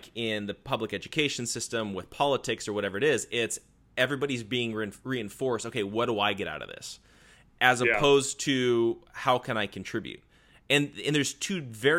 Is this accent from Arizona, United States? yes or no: yes; Arizona, United States; moved away as an adult; now in California, United States; I grew up out in Arizona